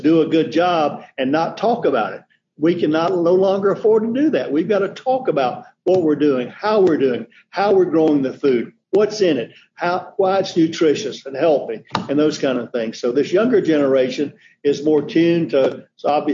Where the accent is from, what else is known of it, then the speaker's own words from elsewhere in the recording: Middle Georgia, United States; also born or lived in Ohio / North Carolina; I grew up in Middle Georgia on a diversified row crop farm